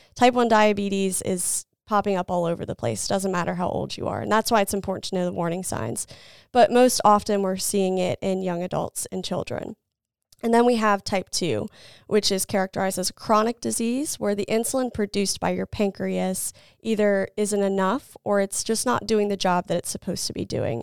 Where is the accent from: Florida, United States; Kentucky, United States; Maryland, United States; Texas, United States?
Maryland, United States; Salisbury; also born or lived in Lynchburg, Virginia; I grew up in the Salisbury area